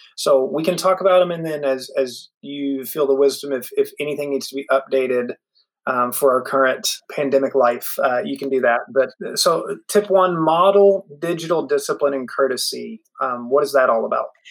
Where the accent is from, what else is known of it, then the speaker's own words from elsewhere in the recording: West Virginia, United States; I grew up in West Virginia